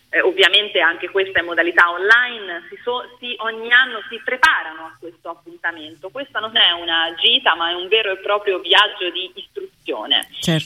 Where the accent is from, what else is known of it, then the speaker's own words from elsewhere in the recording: Tuscany, Italy; Io vengo dalla Toscana